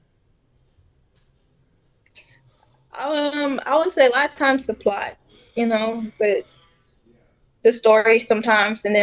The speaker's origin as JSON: {"language": "English", "town": "Detroit", "region": "Michigan", "country": "United States", "tie": "born or raised there", "said": "I grew up in Detroit, so it was kind of rough, kind of like a rough neighborhood"}